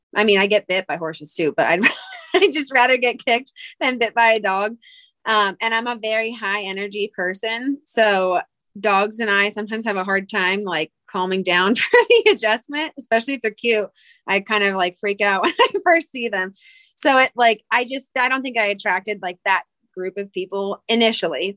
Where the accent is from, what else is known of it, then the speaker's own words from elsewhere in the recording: Pennsylvania, United States; moved away as an adult; also born or lived in Georgia / South Carolina / Salt Lake City, Utah; now in Salt Lake City area, United States; I'm originally from Pennsylvania, but my husband is military, so that's what brought us out here.